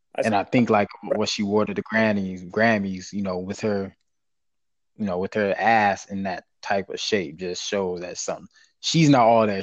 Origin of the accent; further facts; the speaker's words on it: the South, United States; we're from the South. Like I, you know, in the town I'm from, like we're all like everybody's my cousin.